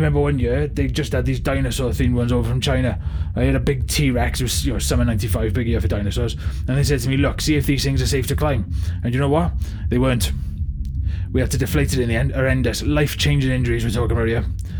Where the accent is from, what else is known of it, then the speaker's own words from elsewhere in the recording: Swansea, Wales, United Kingdom; I was from Swansea originally, but I came east for the raves.